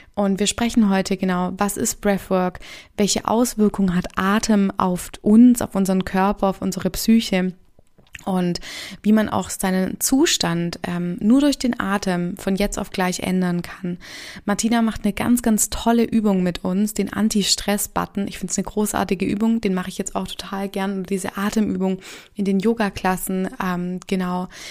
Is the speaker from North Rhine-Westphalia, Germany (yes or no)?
no; Stuttgart, Baden-Württemberg, Germany; ich komme aus Stuttgart